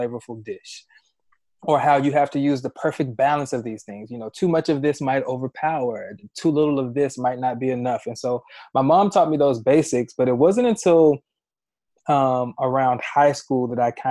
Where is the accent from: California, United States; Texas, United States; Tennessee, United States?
Tennessee, United States; Memphis; I'm from Memphis, Tennessee, born and raised.